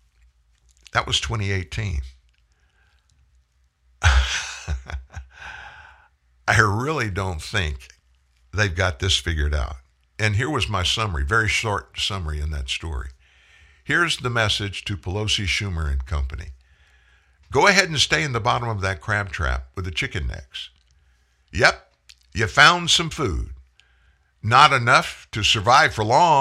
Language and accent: English; South Louisiana, United States; I'm from South Louisiana, where crabbing is an art